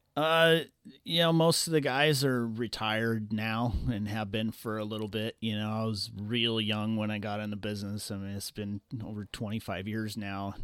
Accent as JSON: {"language": "English", "town": "Los Angeles", "region": "California", "country": "United States", "tie": "born or raised there", "said": "growing up in Los Angeles"}